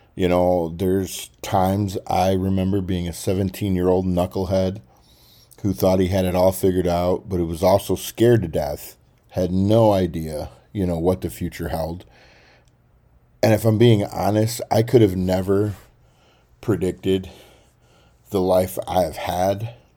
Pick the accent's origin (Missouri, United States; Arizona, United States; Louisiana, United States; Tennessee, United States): Tennessee, United States; Baxter; moved away; Baxter, Tennessee is where I call home. I love my hometown.